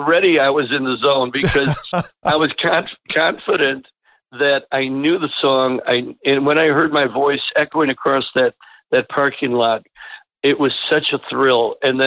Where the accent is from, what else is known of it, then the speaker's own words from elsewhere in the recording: Berwyn, Illinois, United States; The whole band of the …, we're all from Berwyn.